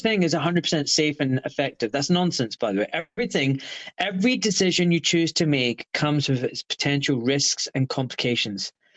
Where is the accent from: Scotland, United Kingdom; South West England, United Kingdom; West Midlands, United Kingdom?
Scotland, United Kingdom; Glasgow; now in Buckinghamshire, United Kingdom; I was born in Scotland